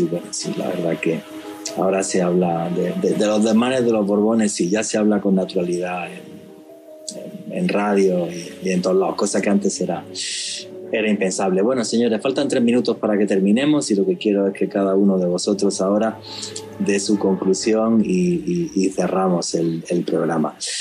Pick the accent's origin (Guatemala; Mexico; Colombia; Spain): Spain; moved away; soy español